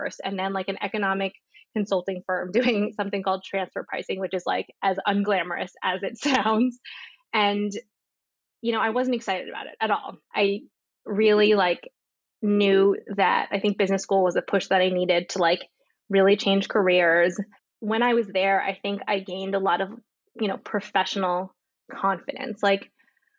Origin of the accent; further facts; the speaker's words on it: New Jersey, United States; moved away as an adult; also born or lived in Washington, D.C. / Chicago / Switzerland; now in Miami, United States; I grew up in New Jersey